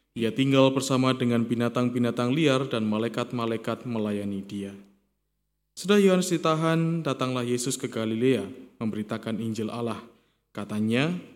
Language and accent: Indonesian; Kediri, East Java, Indonesia; born or raised there; moved away